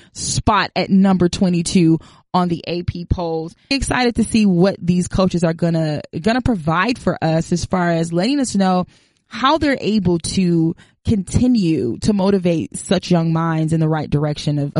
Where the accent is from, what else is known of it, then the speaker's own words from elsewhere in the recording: Detroit, Michigan, United States; moved away; I'm from Michigan, originally from Detroit